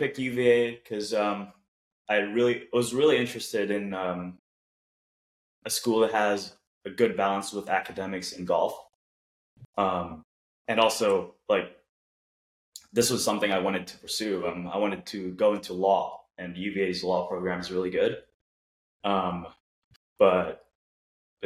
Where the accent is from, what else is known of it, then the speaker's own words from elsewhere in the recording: Cebu, Central Visayas, Philippines; also born or lived in Virginia, United States; now in Jacksonville, United States; I was born in the Philippines in this island called Cebu, which is an hour and a half plane ride down south of Manila